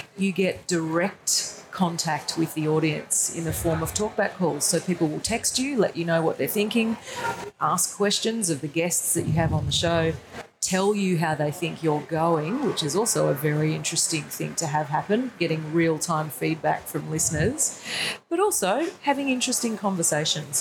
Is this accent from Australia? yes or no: yes; Brisbane, Queensland, Australia; at Channel 10 in Brisbane, where I'm from